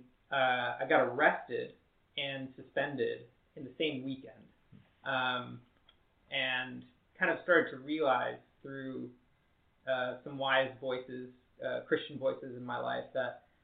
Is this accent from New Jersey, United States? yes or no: yes; New Jersey, United States; moved away as an adult; also born or lived in Philadelphia; now in California, United States; I was born and raised in New Jersey